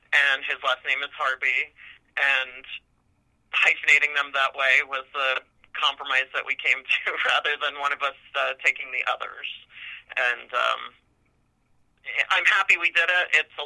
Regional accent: Union, New Jersey, United States; moved away as an adult; now in Bainbridge, New York, United States; I grew up in North New Jersey in a town called Union. Um, very comfortable, kind of middle class background.

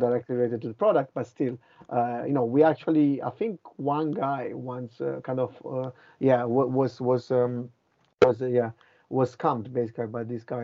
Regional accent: Italy; moved away as an adult; also born or lived in Finland / Boston / London; I'm from Italy

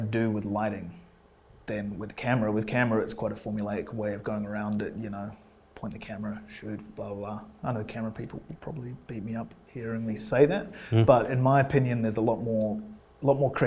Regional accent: England, United Kingdom; also born or lived in Scotland; now in Wellington, New Zealand; I grew up in England. I was born in Scotland, and I grew up in England

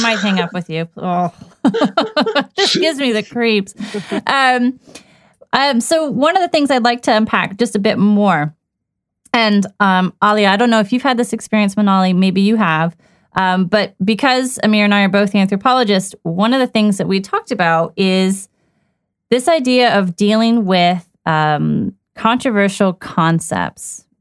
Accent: Washington, District of Columbia, United States; moved away as an adult; also born or lived in United Kingdom; growing up in Washington, D.C., it was quite diverse

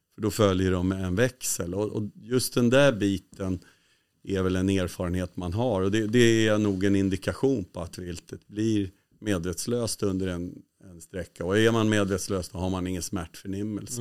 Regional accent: Sweden; som svensk

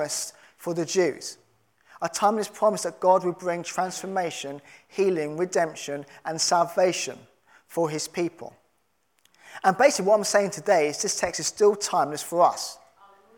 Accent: London, United Kingdom; I'm a Londoner

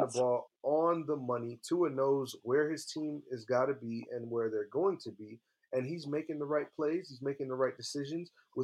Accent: South Florida, United States; moved away as an adult; now in New York City, United States; I'm from South Florida. I grew up in South Florida my whole life.

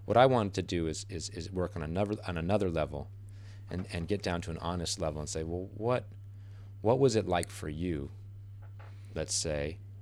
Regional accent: United States; as an American

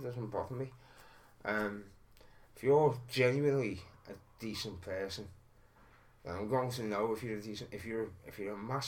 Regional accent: Liverpool, North West England, United Kingdom; I grew up in Soxteth on Granby Street

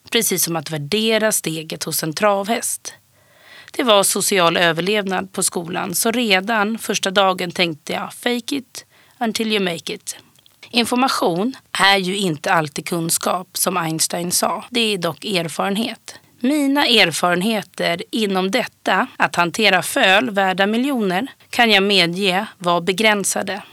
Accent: Stockholm, Stockholm County, Sweden; jag är uppvuxen på Södermalm i Stockholm

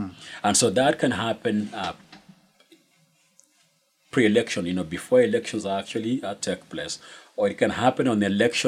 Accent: Kenya; born or raised there; moved away as an adult

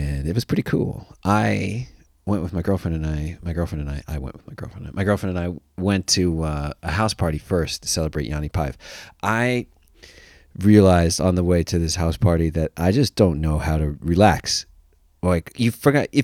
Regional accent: United States; as an American

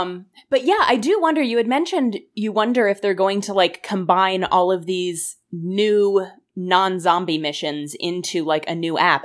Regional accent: United States; I am American

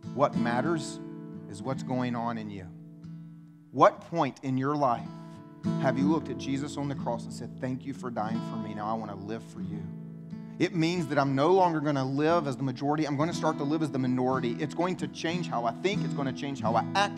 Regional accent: the Bible Belt, United States; I'm from the Bible Belt. I was raised here. I've lived my entire life here

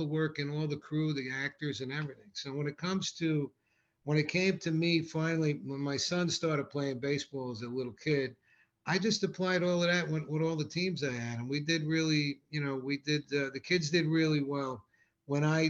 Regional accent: Rockland County, New York, United States; I love growing up in Rockland County

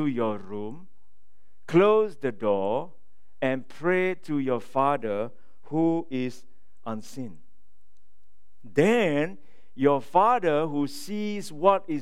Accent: Singapore; moved away; I'm from Singapore.

